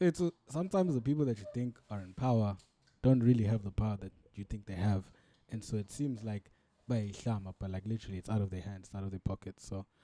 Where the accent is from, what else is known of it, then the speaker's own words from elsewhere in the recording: Durban, KwaZulu-Natal, South Africa; growing up in Durban